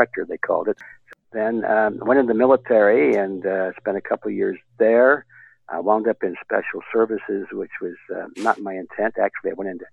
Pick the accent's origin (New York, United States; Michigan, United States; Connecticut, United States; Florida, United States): Michigan, United States; Detroit; I was born in Detroit, Michigan.